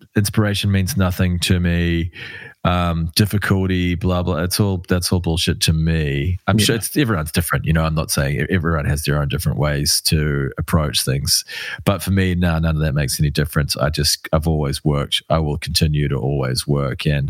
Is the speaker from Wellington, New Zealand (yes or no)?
yes; Wellington, New Zealand; moved away; I'm from Wellington.